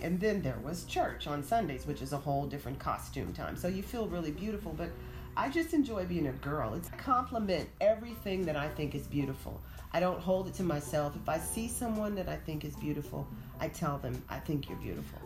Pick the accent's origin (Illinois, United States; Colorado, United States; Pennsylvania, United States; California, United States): California, United States; Oakland; moved away; also born or lived in Atlanta; I grew up in Oakland when the Black Panthers were rolling around in the streets